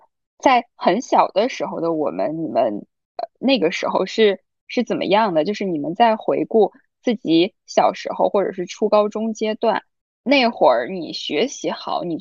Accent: China; moved away as an adult; also born or lived in Shanghai; 我们都是来自于国内一个四五线的小城市

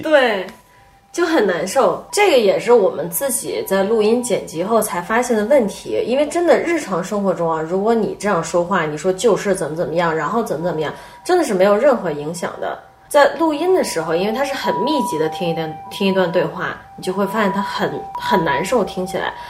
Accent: China; 我们中国人

